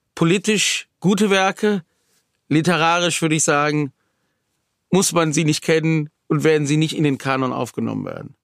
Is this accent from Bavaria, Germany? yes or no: no; Wuppertal, North Rhine-Westphalia, Germany; Ich komme aus Wuppertal, bin da auch geboren, lebe